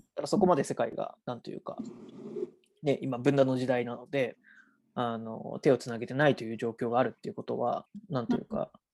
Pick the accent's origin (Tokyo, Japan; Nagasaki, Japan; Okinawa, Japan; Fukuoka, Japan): Nagasaki, Japan; 私自身は長崎出身の、えー、被爆三世